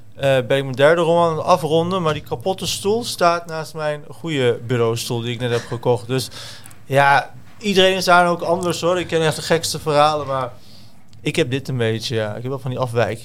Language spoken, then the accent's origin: Dutch; Deventer, Overijssel, Netherlands; also born or lived in Zwolle; Ik kom dus uit Deventer